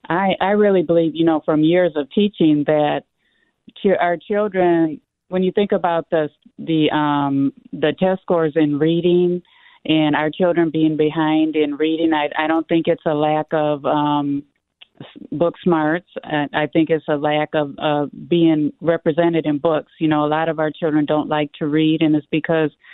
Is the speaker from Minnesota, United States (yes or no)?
yes; Minneapolis, Minnesota, United States; growing up in North Minneapolis